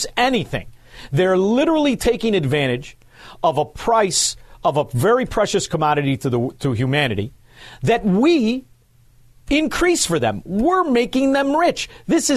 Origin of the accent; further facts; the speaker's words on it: Chicago, Illinois, United States; I'm from Chicago